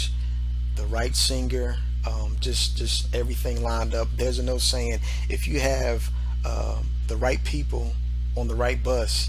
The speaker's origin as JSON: {"language": "English", "town": "Philadelphia", "region": "Pennsylvania", "country": "United States", "said": "from Philadelphia. I'm a producer, arranger, orchestrator from Philadelphia"}